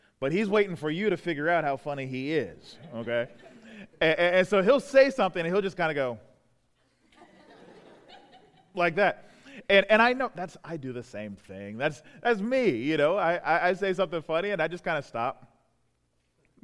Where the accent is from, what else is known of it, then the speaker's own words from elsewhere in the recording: Prince George's County, Southern Maryland, United States; now in Baltimore, United States; I grew up in Southern Maryland, right around PG County, about the south side of PG County. You know, so right around Upper Marlboro, Brandywine, over in that part of town